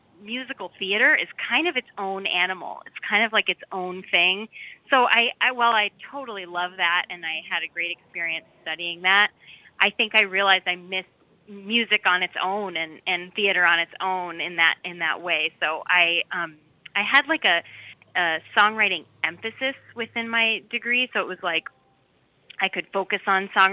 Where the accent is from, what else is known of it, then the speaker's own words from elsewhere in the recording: Minneapolis–Saint Paul, Minnesota, United States; accent: Minnesotan; now in Lowell, United States; I am based in the Lowell area, but I actually come from all the way from Twin Cities, Minnesota